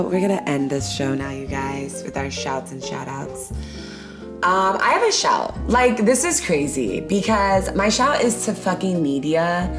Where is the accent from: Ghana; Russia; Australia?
Ghana; I just love being Ghanaian so much, so I still wanna be Ghanaian.